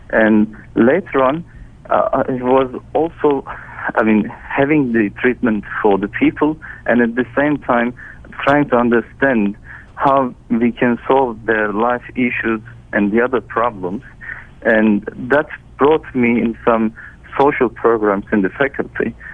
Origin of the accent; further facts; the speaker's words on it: Turkey; I grew up in Turkey, and I had all my education in Turkey.